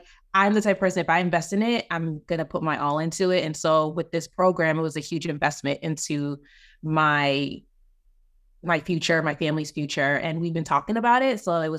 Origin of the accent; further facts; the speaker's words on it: Maryland, United States; I'm from Maryland.